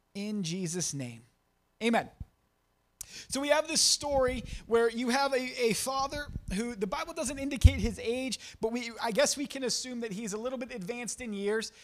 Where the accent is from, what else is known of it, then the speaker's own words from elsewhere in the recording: Champion, Ohio, United States; I'm from, uh, I grew up in Champion